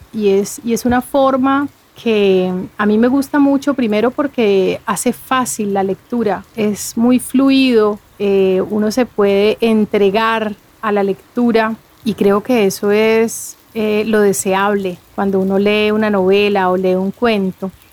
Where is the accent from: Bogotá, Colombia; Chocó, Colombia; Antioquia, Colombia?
Chocó, Colombia; Bahía Solano; aquí en mi pueblo, en Solano, donde estoy ahora